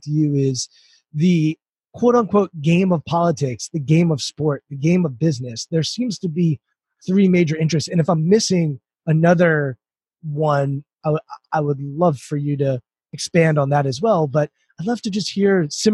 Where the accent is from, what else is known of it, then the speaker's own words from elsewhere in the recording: United States; I grew up right outside Washington, D.C.